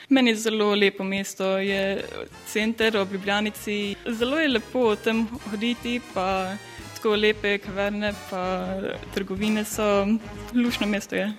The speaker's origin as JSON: {"language": "Slovenian", "town": "Kalmar", "region": "Kalmar County", "country": "Sweden", "second_language": "Slovenian", "said": "prihajam iz Kalmarja, to je majhno mesto bolj na jugu"}